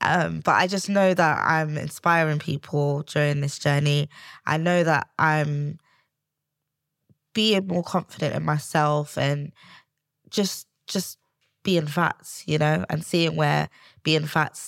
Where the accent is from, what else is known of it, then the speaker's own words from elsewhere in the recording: Sierra Leone; Yeah, I'm from Sierra Leone, West Africa.